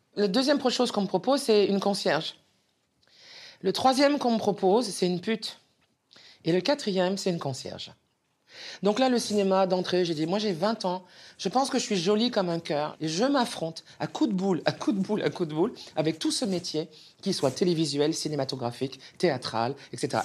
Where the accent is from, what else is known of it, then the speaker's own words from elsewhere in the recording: Montélimar, Auvergne-Rhône-Alpes, France; moved away as an adult; also born or lived in Paris; j'ai 11 ans, je suis de Montélimar